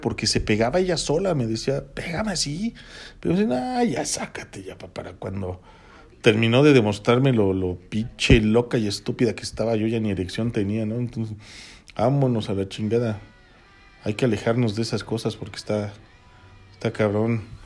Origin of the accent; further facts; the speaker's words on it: Toluca, State of Mexico, Mexico; Los que somos de aquí de Toluca